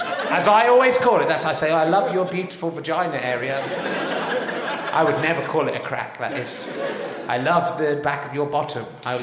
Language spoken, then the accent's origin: English; Northampton, East Midlands, United Kingdom; You can beat that, I come from Northampton and rugby shit.